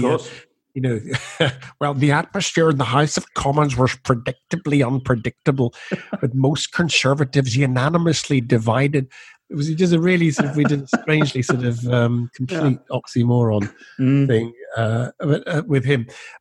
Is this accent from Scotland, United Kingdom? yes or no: yes; Edinburgh, Scotland, United Kingdom; I was born and brought up in Edinburgh